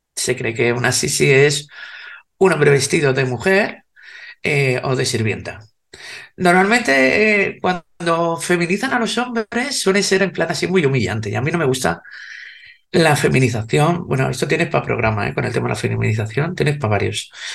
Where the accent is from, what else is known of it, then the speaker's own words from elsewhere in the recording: Spain; soy española